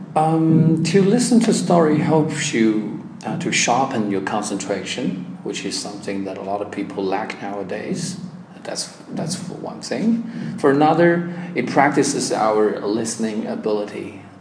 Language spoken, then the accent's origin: English; Changsha, Hunan, China; also born or lived in Melbourne, Australia; my hometown can learn uh, the stories about uh, the, the ancient uh, city of Changsha